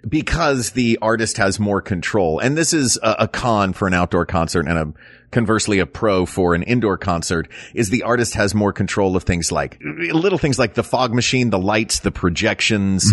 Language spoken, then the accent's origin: English; Tennessee, United States; growing up in Tennessee